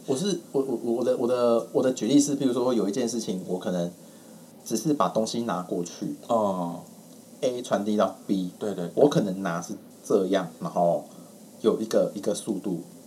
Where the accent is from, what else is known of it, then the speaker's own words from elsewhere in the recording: rural Tainan County, Taiwan; moved away as an adult; also born or lived in Taipei; 其实我小时候住的是台南县乡下